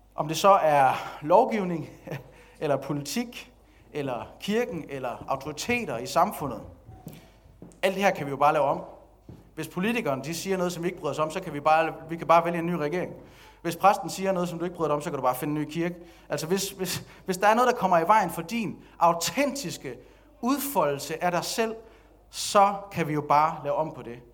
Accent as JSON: {"language": "Danish", "country": "Denmark", "tie": "born or raised there", "said": "nu er jeg også dansker, og jeg er vokset op i det her samfund"}